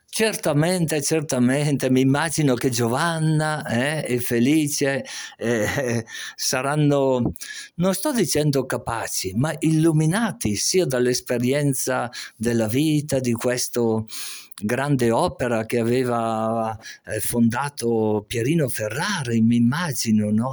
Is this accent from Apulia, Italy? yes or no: no; Montichiari, Lombardy, Italy; Io abito a Montichiari, sono nato a Montichiari, ho sempre vissuto lì